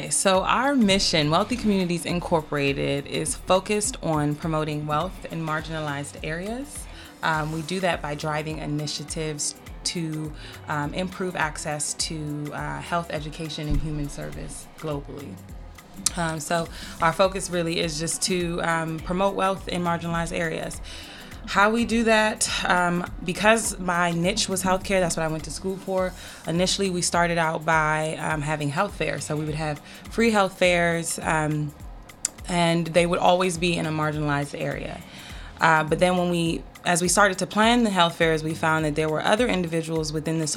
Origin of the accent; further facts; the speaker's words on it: Washington, District of Columbia, United States; also born or lived in Maryland; so I've been in the DMV my entire life, good and bad thing.